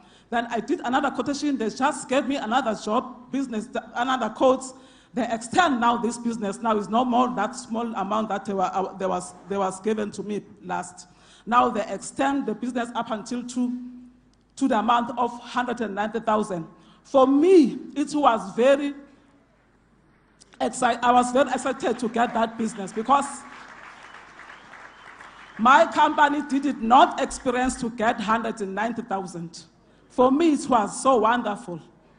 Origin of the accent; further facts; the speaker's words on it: Carletonville, Gauteng, South Africa; I come from Carltonville.